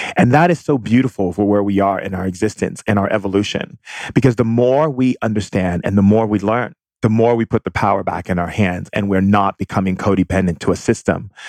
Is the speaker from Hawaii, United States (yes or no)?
yes; Hawaii, United States; growing up in Hawaii